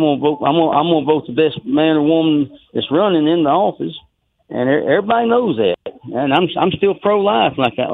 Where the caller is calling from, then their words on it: Duncanville, Texas, United States; And everybody knows … from Duncanville.